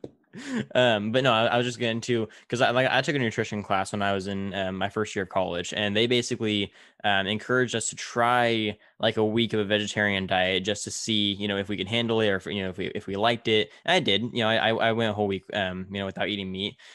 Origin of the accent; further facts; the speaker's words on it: Tulare, California, United States; in my hometown of Tulare, we're right in the smack dab middle of the Central Valley